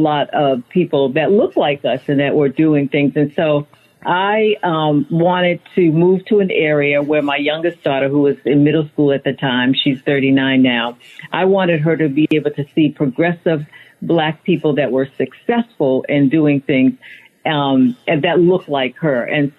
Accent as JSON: {"language": "English", "town": "Boston", "region": "Massachusetts", "country": "United States", "tie": "born or raised there", "said": "Back then, anyway, the population of African Americans in Boston was, I would say, relatively low, probably like maybe 10-15%."}